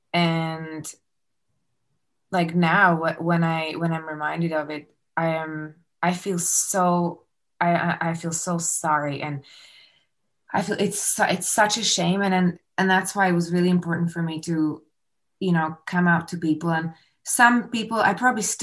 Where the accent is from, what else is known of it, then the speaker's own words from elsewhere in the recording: Slovakia; now in Canada; we got married back home. I'm from Slovakia.